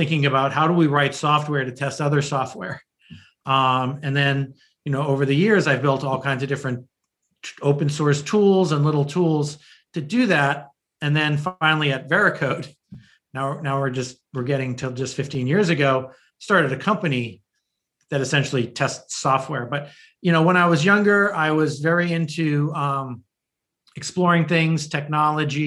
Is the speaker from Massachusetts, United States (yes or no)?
yes; north of Boston, Massachusetts, United States; also born or lived in New Haven, Connecticut; I really grew up north of Boston and in the suburbs.